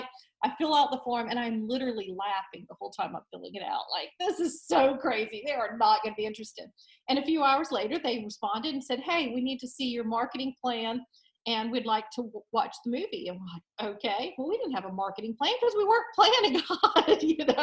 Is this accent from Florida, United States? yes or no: yes; Destin, Florida, United States; now in Nashville, United States; I grew up in Destin, Florida